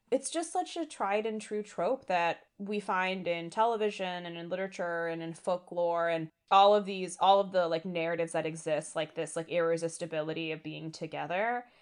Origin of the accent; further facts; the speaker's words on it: India; as an Indian